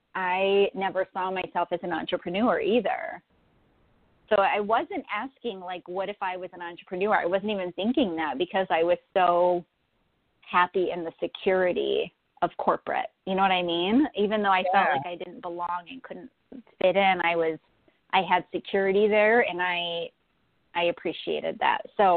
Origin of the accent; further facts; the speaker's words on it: Florida, United States; born there; now in Buffalo, United States; Yeah, so I'm actually in Buffalo, New York. I was born in Florida, actually, and moved north to Buffalo.